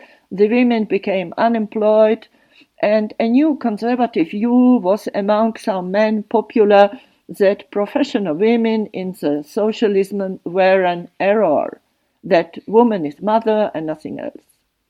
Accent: Slovakia; born or raised there; first language Slovak; English is a second language; moved away as an adult; now in Switzerland

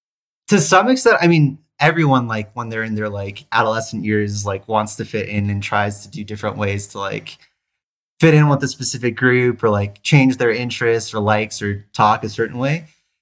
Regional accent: New York City, New York, United States; born there; also born or lived in New Jersey / Tennessee; So I was born in New York City, lived there for 2 weeks, actually. So my dad was finishing up his residency there in the Bronx.

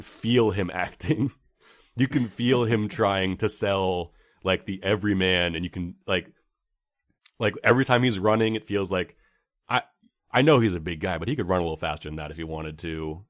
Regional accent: San Francisco, California, United States; I grew up right around the Castro Theater

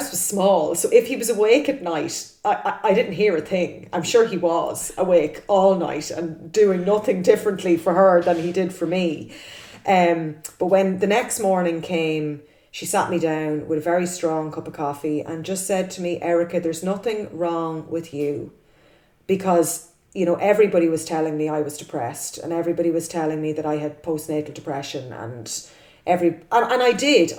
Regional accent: Cavan, Ulster, Ireland; moved away; I'm originally from Cavan

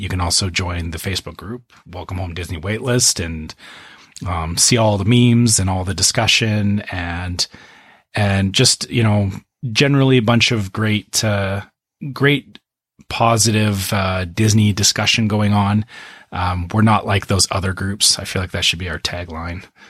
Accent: Canada; I'm Canadian

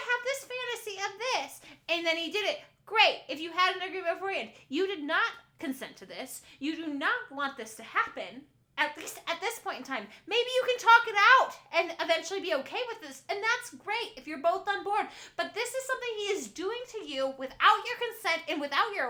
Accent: Midwest, United States; we're from the Midwest

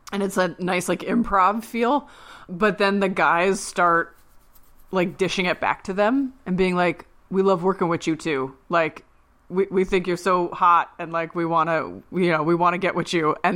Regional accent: Philadelphia, Pennsylvania, United States; but like we're from Philly.

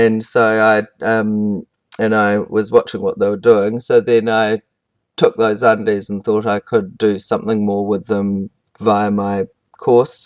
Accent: South Wairarapa, Wellington, New Zealand; I grew up in the South Wairarapa on a sheep farm.

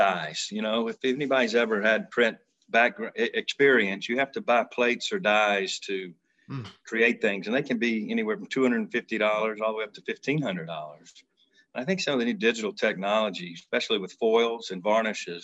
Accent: Alabama, United States; we are from Alabama

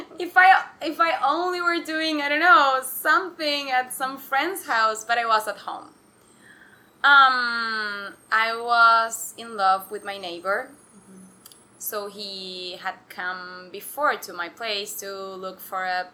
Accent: Argentina; moved away as an adult; also born or lived in New York; I'm from Argentina. I've been living in New York for 4 months and a half, and I'm returning for good in 2 weeks.

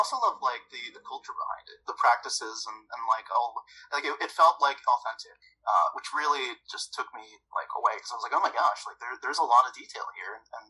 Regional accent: New Jersey, United States; I'm from Jersey

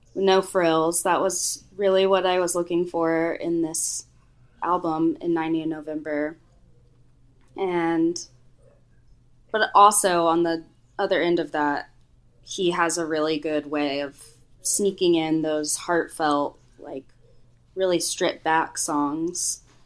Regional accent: Houston, Texas, United States; moved away as an adult; also born or lived in Boone, North Carolina / New York City; Growing up in Houston, there was no music scene for us to be a part

